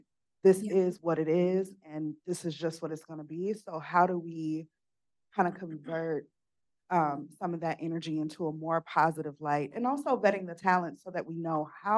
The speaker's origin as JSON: {"language": "English", "town": "Gary", "region": "Indiana", "country": "United States", "tie": "born or raised there", "said": "communities that I grew up in, I'm from Gary, Indiana"}